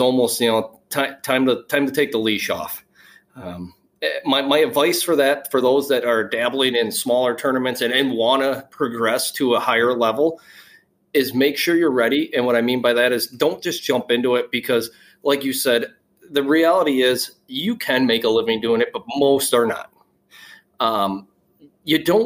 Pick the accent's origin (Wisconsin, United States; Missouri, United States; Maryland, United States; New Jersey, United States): Wisconsin, United States; I'm from Wisconsin